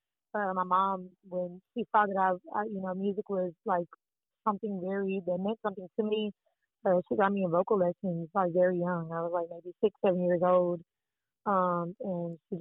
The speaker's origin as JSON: {"language": "English", "town": "Dallas", "region": "Texas", "country": "United States", "moved": "yes", "lives_now": "Houston, United States", "said": "I reside in Houston, Texas. I'm from Dallas, Fort Worth."}